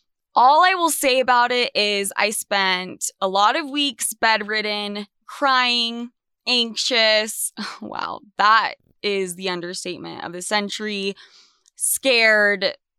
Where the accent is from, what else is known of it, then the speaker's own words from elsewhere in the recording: Salt Lake City, Utah, United States; also born or lived in New York City; I am back in my hometown, Salt Lake City, Utah. I fled New York when everything went to shit